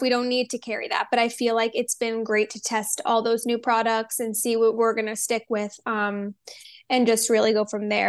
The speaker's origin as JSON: {"language": "English", "region": "New Jersey", "country": "United States", "tie": "born or raised there", "also_born_or_lived": "Pennsylvania / Miami", "moved": "as an adult", "said": "I grew up in New Jersey"}